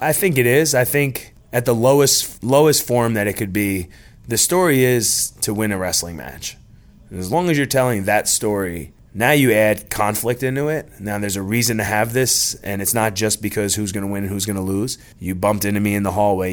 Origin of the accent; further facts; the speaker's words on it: New Jersey, United States; now in Norcross, United States; Growing up in New Jersey, I really wanted to play baseball